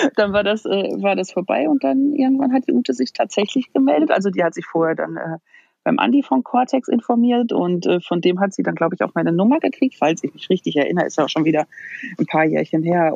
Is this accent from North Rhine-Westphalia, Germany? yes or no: yes; Sauerland, North Rhine-Westphalia, Germany; moved away as an adult; also born or lived in Dortmund; Ich bin äh, im Sauerland ganz beschaulich groß geworden.